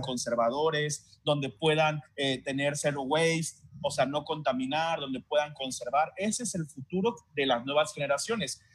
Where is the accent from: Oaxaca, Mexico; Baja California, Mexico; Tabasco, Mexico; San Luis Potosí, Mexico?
Tabasco, Mexico; yo al menos que soy tabasqueño y que tengo viviendo en Tabasco muchos años